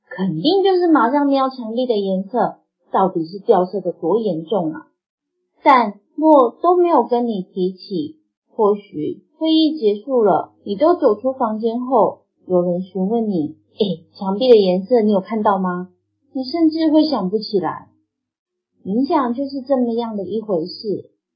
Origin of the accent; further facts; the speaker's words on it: Taiwan; now in Cambodia; 第一次时我当时回台湾，因此呢，在我家乡录音